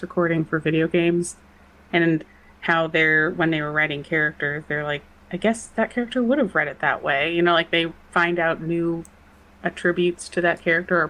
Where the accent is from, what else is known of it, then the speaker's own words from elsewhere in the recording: Los Angeles, California, United States; I grew up in Los Angeles